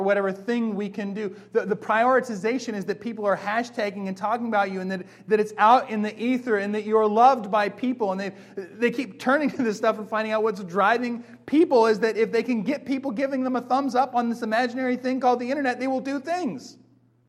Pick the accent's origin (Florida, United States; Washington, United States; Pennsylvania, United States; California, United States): Washington, United States; Bellingham; I grew up in Bellingham